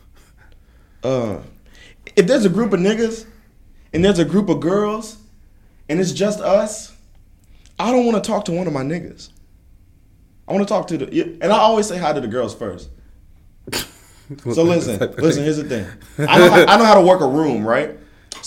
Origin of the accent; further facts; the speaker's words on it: Indianapolis, Indiana, United States; I'm from Indianapolis